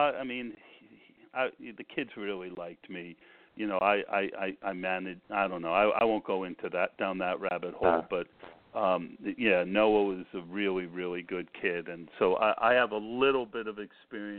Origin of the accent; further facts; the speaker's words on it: New York area, United States; I am from the New York area